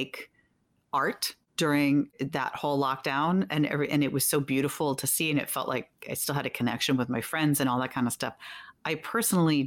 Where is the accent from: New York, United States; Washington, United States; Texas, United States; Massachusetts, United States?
New York, United States; New York City; my real hometown. I've lived here my whole life